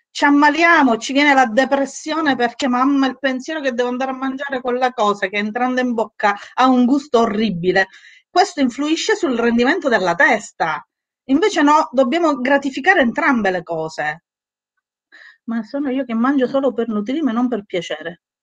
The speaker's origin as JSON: {"language": "Italian", "region": "Sicily", "country": "Italy", "said": "io sono siciliana, quindi il mangiare, guai chi me lo tocca il mangiare"}